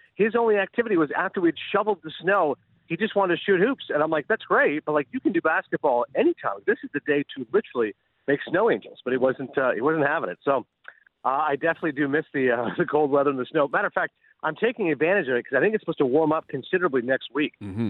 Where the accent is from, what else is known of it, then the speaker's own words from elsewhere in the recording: Kingston, Ontario, Canada; now in United States; growing up in Kingston, Ontario